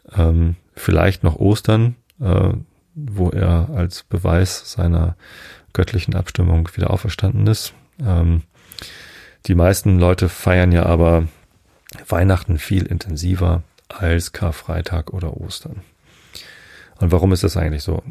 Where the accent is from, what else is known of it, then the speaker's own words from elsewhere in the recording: Northern Germany, Germany; ich bin ja Norddeutscher